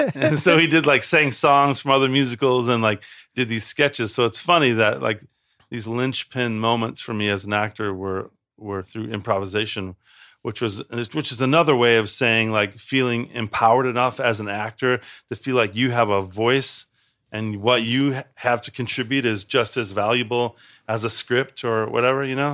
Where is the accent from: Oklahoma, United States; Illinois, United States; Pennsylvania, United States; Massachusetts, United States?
Illinois, United States; Chicago; I grew up on the South Side